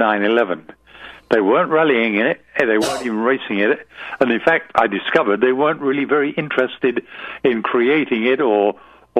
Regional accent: England, United Kingdom; moved away as an adult; England, which is where I lived then. I was born in England

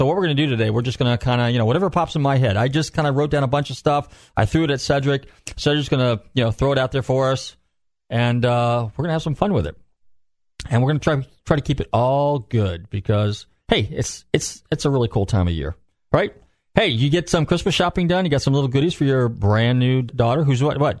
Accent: Northern California, United States; now in Florida, United States; and I'm from Northern Cal, so we had, not snow where I live, but a couple hours away, we always had snow.

